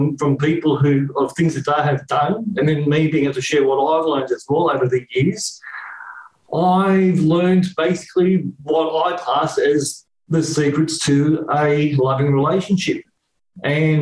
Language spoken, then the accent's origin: English; Sydney, New South Wales, Australia; accent: Australian; also born or lived in Canberra; I was living in Canberra at the time, even though I was born in Sydney